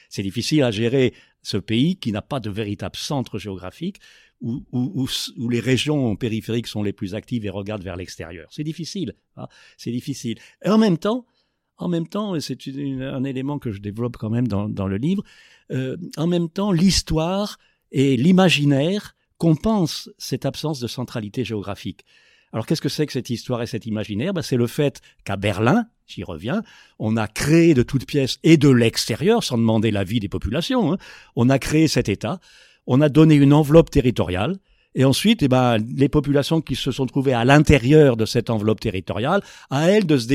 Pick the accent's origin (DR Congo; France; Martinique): DR Congo; On dit, bah, bah oui, on est congolais ou on est zaïrois à une époque. Bah, on est congolais, on n'est pas comme les autres. Hein. On a notre identité, on a notre fierté, euh, on a nos héros, on a notre histoire.